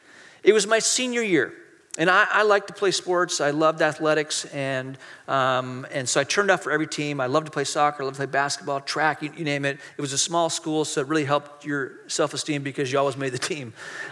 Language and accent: English; Hong Kong; born there; also born or lived in Malaysia; I mean, a lot of you know, I grew up overseas. I was born in Hong Kong. I went to boarding school in Malaysia.